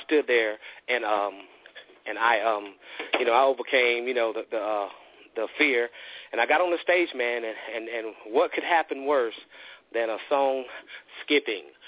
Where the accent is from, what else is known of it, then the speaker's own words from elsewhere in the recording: the South, United States; I'm from the South